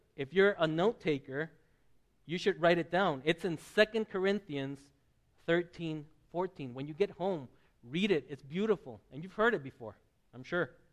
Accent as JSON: {"language": "English", "region": "southern Mexico", "country": "Mexico", "tie": "born or raised there", "moved": "yes", "said": "I grew up in the Presbyterian churches of southern Mexico"}